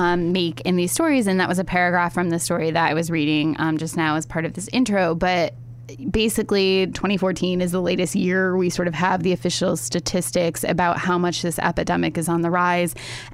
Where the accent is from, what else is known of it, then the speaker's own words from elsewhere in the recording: Ohio, United States; My home state.